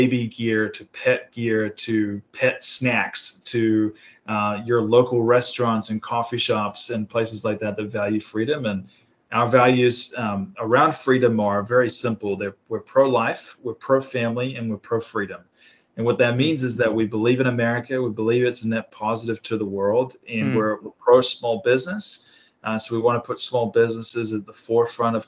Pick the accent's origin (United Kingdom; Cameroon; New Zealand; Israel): New Zealand; moved away as an adult; also born or lived in Sydney, Australia; now in Carlsbad, United States; I was born in Australia, Sydney, Australia, grew up in New Zealand. So I'm a Pacific Islander, and I grew up in basically just rural New Zealand